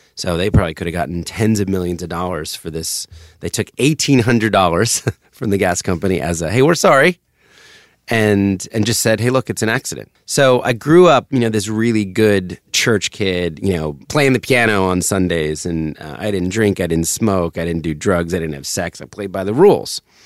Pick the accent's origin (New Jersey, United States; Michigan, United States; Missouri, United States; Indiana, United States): New Jersey, United States; suburbs of; also born or lived in Philadelphia, Pennsylvania; I was born in Center City, Philadelphia. And then we moved to the suburbs of Jersey to get closer to his work